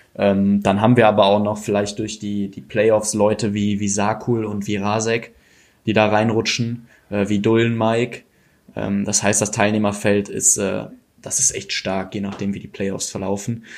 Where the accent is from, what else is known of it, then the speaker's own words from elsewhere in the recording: North Rhine-Westphalia, Germany; ich komme ja hier aus dem Raum aus, äh, vom Niederrhein, also ist gar nicht so weit bis Köln